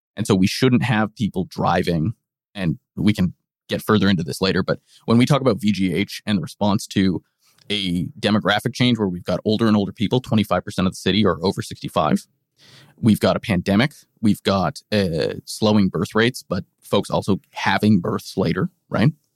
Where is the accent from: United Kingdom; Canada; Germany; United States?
Canada; British Columbia; our province